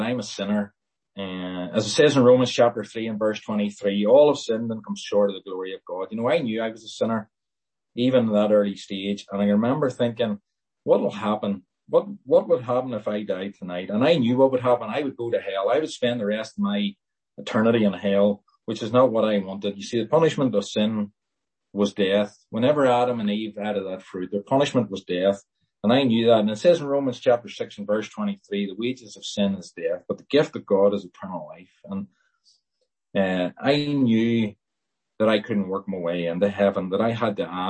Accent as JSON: {"language": "English", "town": "Lisburn", "region": "Northern Ireland", "country": "United Kingdom", "tie": "born or raised there", "said": "I was born in Lisburn"}